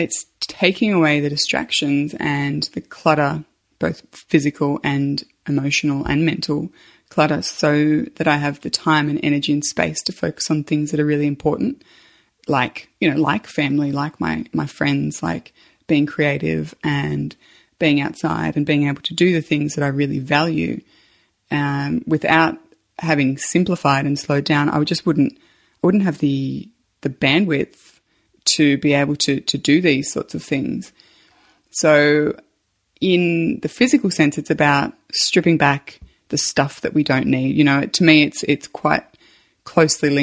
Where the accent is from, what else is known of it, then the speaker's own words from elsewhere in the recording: Australia; I'm an Australian mum